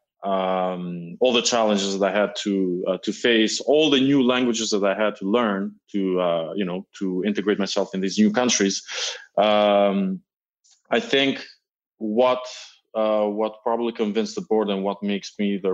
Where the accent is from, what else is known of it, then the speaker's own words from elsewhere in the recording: Albania; moved away as an adult; also born or lived in Milan, Italy / Paris, France; now in United States; I'm originally Albanian, but I'm also a French citizen. I grew up in Albania.